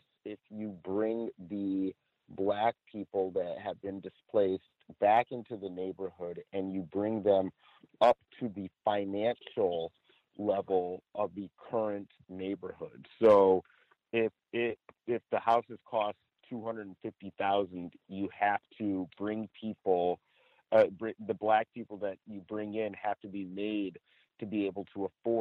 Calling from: Chino, California, United States; I'm calling from Chino, California.

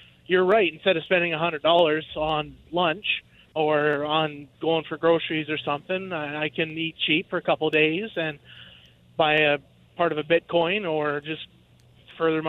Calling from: Saskatchewan, Canada; I am driving across Saskatchewan, heading back to Alberta.

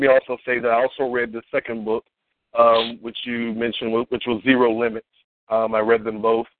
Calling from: Virginia, United States; I am calling from Virginia.

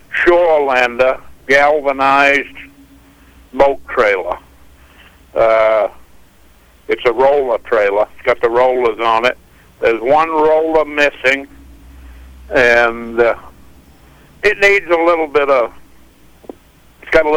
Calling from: South Paris, Maine, United States; South Paris.

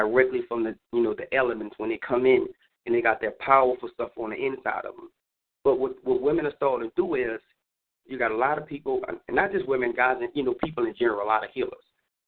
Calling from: New Orleans, Louisiana, United States; I'm calling from New Orleans.

